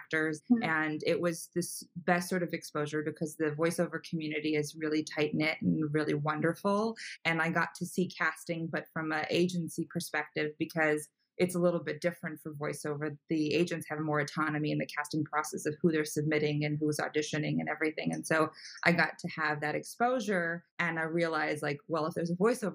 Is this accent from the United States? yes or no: yes; Los Angeles, California, United States; I'm from California, from Los Angeles originally